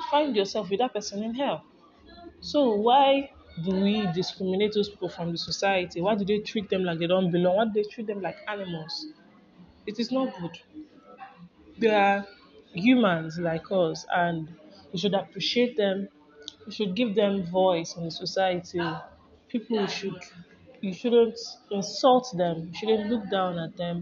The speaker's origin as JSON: {"language": "English", "country": "Nigeria", "moved": "yes", "lives_now": "United States", "said": "I'm a Nigerian residing in the US"}